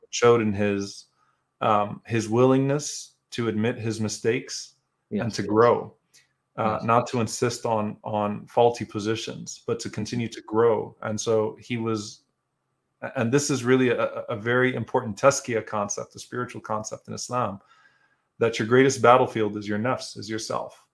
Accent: United States; also born or lived in Louisiana; as American Muslims

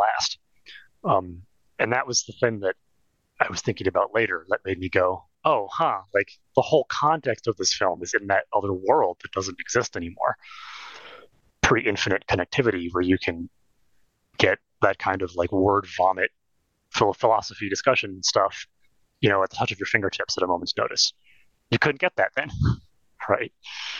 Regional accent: California, United States; growing up in California

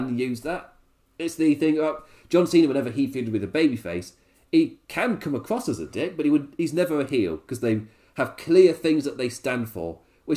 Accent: England, United Kingdom; As an Englishman

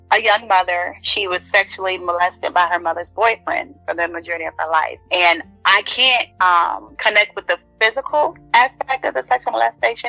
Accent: Norfolk, Virginia, United States; I am from Norfolk, Virginia.

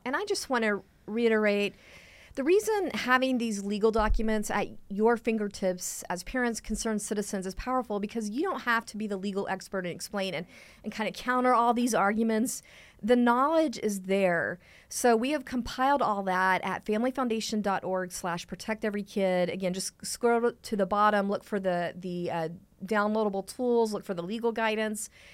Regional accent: Texas, United States; I'm from Texas

